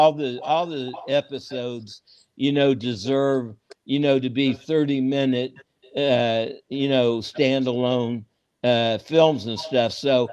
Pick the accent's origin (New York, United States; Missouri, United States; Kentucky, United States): Missouri, United States; Kansas City; I grew up down there, so, you know, I used to sit at the soda fountain as a little kid, and Satchel Paige and Buck O'Neill were like my uncles. So I grew up around Black culture